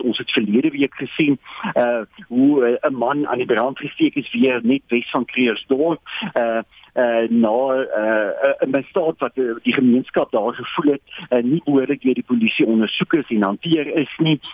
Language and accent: Afrikaans; South Africa